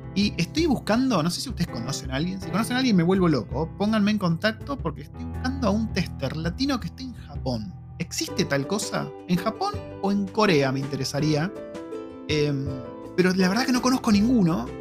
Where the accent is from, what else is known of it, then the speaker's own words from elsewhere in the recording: Argentina; moved away as an adult; now in New Zealand; siendo argentino